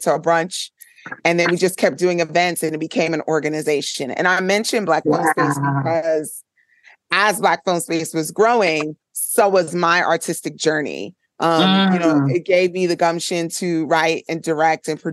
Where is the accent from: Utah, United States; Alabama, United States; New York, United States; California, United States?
New York, United States; New York City; they raised me in the Flatbush area of Brooklyn.